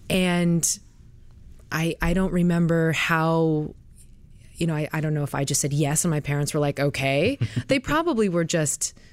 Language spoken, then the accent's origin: English; Connecticut, United States; I'm from Connecticut. Danbury.